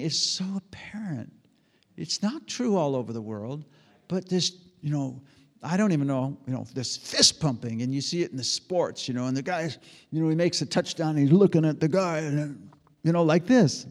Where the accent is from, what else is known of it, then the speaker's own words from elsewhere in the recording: United States; I'm an American. I'm a red blooded American